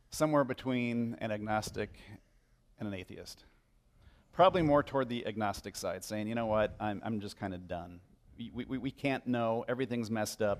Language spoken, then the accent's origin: English; Chicago, Illinois, United States; moved away